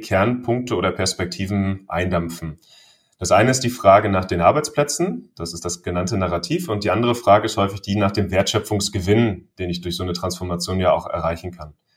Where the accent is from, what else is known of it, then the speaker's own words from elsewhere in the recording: Germany; wir als Deutsche